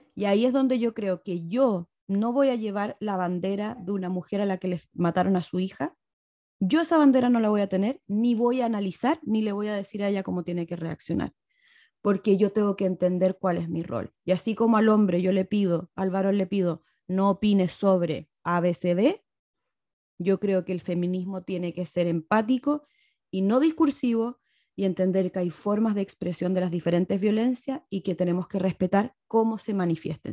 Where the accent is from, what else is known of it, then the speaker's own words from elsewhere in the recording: Chile; moved away as an adult; now in Mexico; yo soy chilena. Vivo hace siete años y medio en México